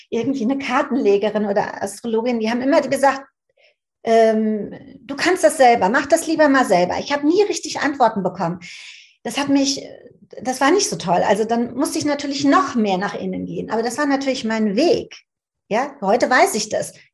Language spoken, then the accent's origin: German; Frankfurt, Hesse, Germany; Also ich bin in Frankfurt aufgewachsen.